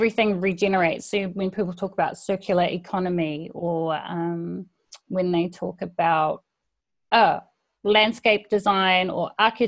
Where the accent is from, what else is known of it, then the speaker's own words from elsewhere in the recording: Huntly, Waikato, New Zealand; Grew up in Huntly, which is a very small town.